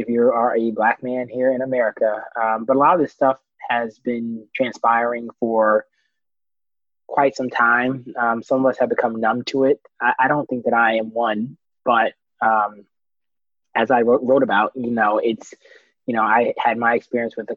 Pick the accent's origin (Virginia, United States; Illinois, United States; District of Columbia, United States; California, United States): District of Columbia, United States; Washington; moved away as an adult; also born or lived in Atlanta, Georgia; I'm originally from Northwest Washington, D.C.